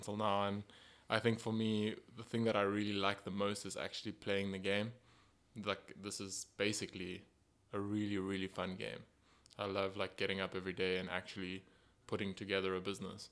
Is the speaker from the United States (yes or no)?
no; Pretoria, Gauteng, South Africa; now in Cape Town, South Africa; I was born in Pretoria